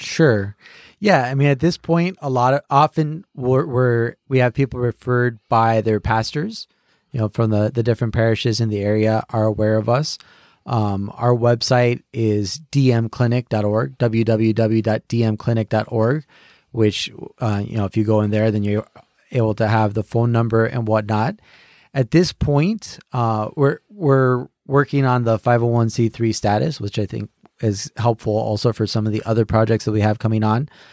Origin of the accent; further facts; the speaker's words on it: California, United States; moved away; also born or lived in Connecticut; I'm originally from California